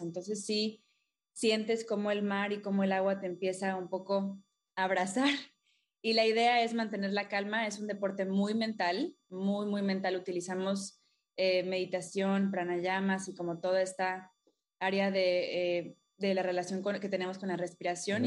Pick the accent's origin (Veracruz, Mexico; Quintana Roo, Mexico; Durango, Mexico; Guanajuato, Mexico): Quintana Roo, Mexico; Playa del Carmen; crecí en Playa del Carmen. Ah, desde Chiquita, acá de Ciudad del Carmen, Campeche